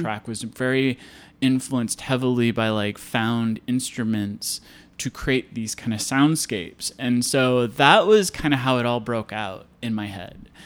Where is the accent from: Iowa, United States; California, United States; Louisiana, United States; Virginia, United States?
Iowa, United States; I grew up in Iowa, eh, on a farm